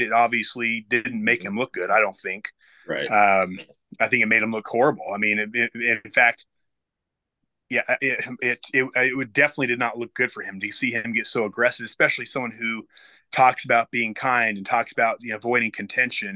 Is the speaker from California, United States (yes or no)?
no; Utah, United States; moved away; also born or lived in Florida; I grew up here